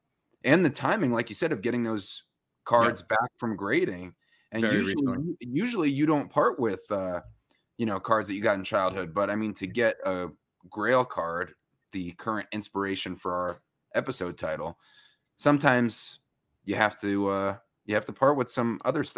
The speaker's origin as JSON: {"language": "English", "town": "Ossining", "region": "New York", "country": "United States", "tie": "born or raised there", "said": "Peekskill's right next to me from where I grew up in Ossining. That's right. Peekskill was one of our rivals."}